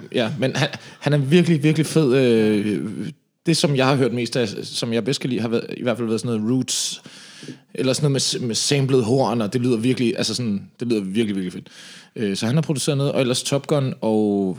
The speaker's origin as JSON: {"language": "Danish", "town": "Slagelse", "region": "Zealand", "country": "Denmark", "moved": "yes", "lives_now": "Copenhagen, Denmark", "said": "jeg kommer fra Slagelse af"}